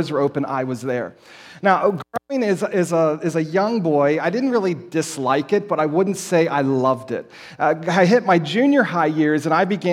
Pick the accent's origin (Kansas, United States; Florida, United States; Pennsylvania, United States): Pennsylvania, United States; Lititz; I grew up in Lancaster County, up in the northern area, up in Lititz, Warwick Township.